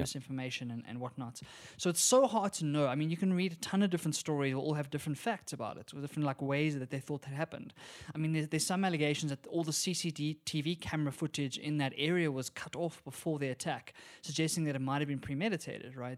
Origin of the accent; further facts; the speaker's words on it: South Africa; we're from South Africa